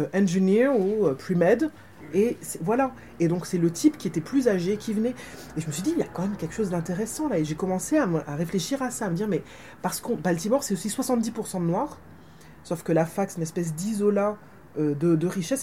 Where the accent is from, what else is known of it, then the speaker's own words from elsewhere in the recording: Martinique; je suis martiniquaise, que j'ai grandi en Martinique